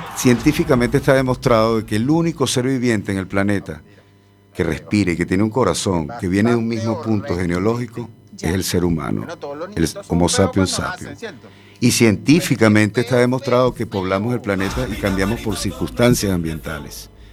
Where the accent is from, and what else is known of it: Venezuela; now in A Coruña, Spain